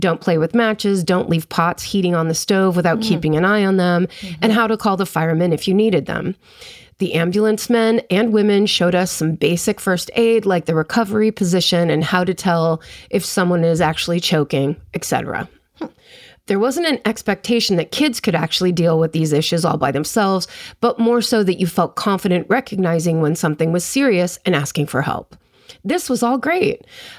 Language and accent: English; South East England, United Kingdom; I grew up just outside London, and then in parentheses, they put England.